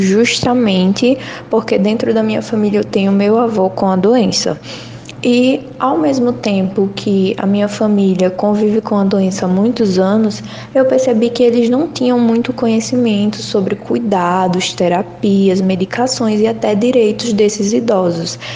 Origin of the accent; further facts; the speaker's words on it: Lagoa da Canoa, Alagoas, Brazil; moved away as an adult; now in Maceió, Brazil; Lagoa da Canoa, que é a minha cidade natal. Então eu saí de lá para fazer jornalismo aqui na UFAL